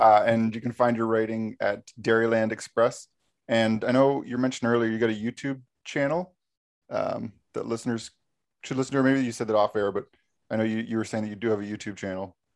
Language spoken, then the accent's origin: English; Canada; we're from Canada